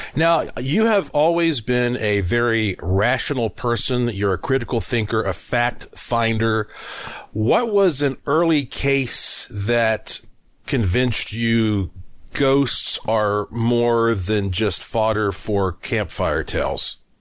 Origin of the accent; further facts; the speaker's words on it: Asheville, North Carolina, United States; moved away as an adult; also born or lived in Puerto Rico; my hometown of Asheville, North Carolina